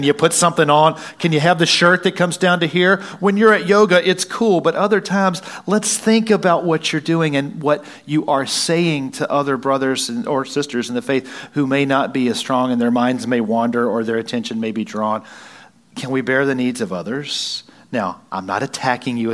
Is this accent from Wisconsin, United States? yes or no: yes; Wisconsin, United States; Don't look at me like I'm not from Wisconsin